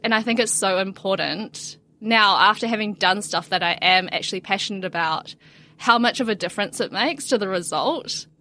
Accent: New Zealand; also born or lived in China; I was born in China, raised in New Zealand

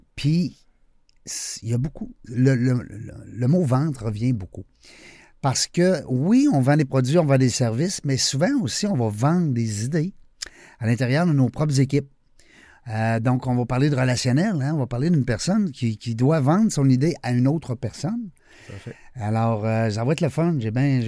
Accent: Quebec, Canada; on est, on est le, seul, le seul coin de pays euh, qui parle français

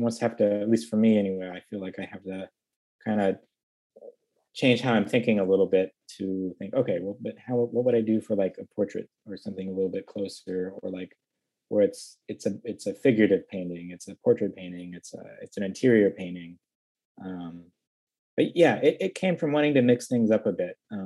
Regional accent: Midwest, United States; growing up in the Midwest

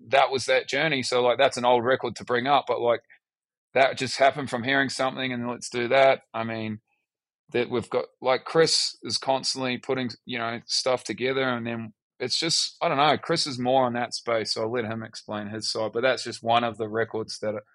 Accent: Australia; also born or lived in New Zealand; Like if you met me uh, in uh, America and I, you'd say where you from, I say I'm from Australia you know. And then if as we talk deeper, then it would be, oh well, I'm actually born in New Zealand

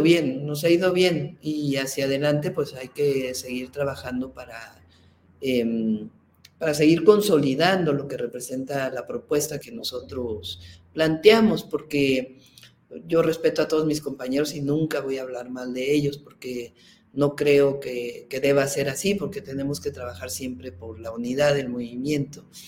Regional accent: Mexico City, Mexico; Yo soy científica, nací en la Ciudad de México

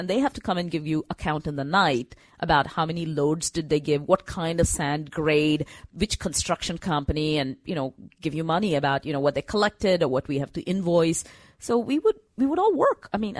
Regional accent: Bangalore, Karnataka, India; So growing up in Bangalore, I mean, good thing about Bangalore is, you know, you learn the language, right? English.

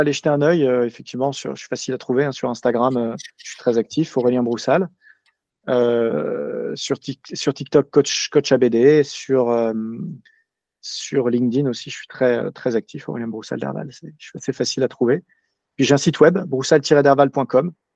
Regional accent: Paris, Île-de-France, France; je suis parisien

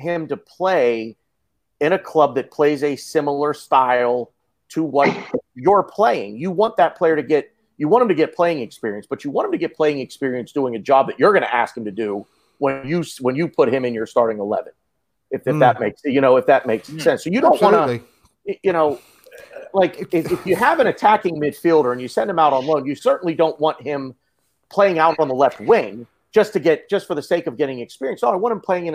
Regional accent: Carlisle, Pennsylvania, United States; I grew up in Carlisle, Pennsylvania

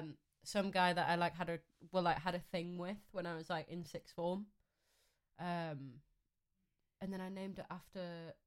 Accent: Newcastle upon Tyne, North East England, United Kingdom; moved away as an adult; also born or lived in London; I'm a musician from Newcastle

